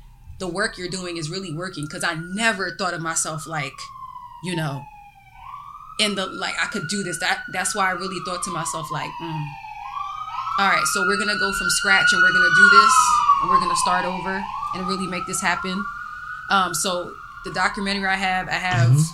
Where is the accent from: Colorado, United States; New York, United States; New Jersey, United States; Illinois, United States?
New York, United States; I was born in New York